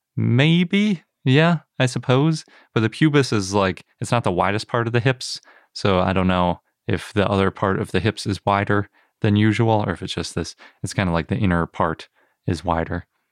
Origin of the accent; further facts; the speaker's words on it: Wisconsin, United States; I'm from Wisconsin, and sometimes we make the A's a little bit that way